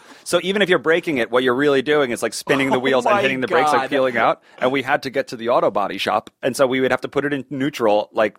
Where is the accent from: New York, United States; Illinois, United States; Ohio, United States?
New York, United States; Long Island; I grew up on Long Island